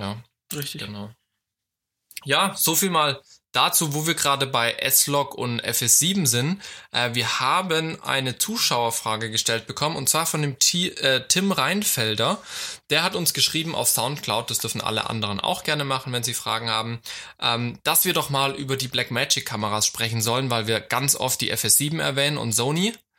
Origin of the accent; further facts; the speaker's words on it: Germany; ich komme aus Deutschland